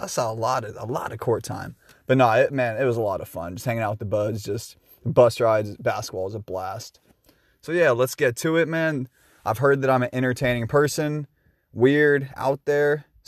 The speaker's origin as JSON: {"language": "English", "town": "Shoreline", "region": "Washington", "country": "United States", "lives_now": "Seattle, United States", "said": "Live in Seattle, Washington. If you want to get really technical with it, I'm from Shoreline, Northside 206, represent baby."}